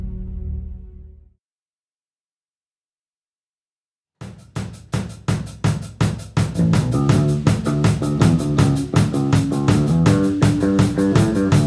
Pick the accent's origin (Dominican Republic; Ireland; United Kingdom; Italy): Ireland; Galway, Connacht; now in New York, United States; most of the many people I grew up with in Galway, they left too